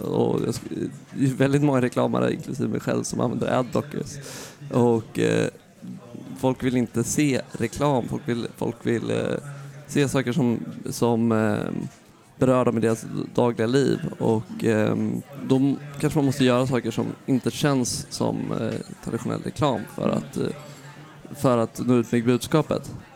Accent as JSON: {"language": "Swedish", "country": "Sweden", "also_born_or_lived": "Amsterdam, Netherlands", "moved": "as an adult", "lives_now": "New York, United States", "said": "som svensk"}